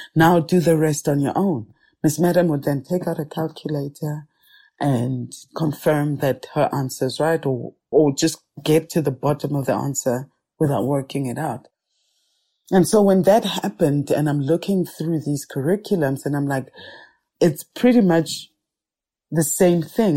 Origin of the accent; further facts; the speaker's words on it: Soweto, Gauteng, South Africa; I am a Sowetan, born and bred in Soweto, was born in Baragwanath Hospital, grew up in Soweto, and have lived here all my life